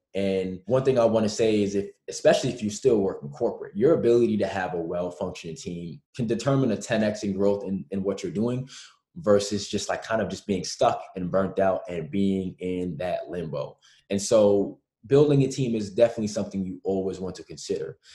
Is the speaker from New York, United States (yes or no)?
yes; New York, United States; growing up in New York